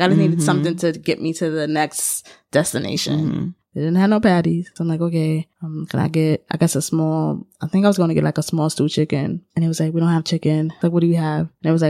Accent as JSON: {"language": "English", "region": "New York", "country": "United States", "said": "in my whole life, living in New York and being a New Yorker and engaging with your lovely cuisine"}